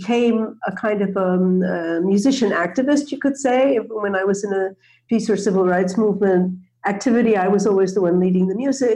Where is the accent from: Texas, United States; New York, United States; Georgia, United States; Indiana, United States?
New York, United States; outside of; I grew up outside of New York in a cooperative community, interracial, interreligious living community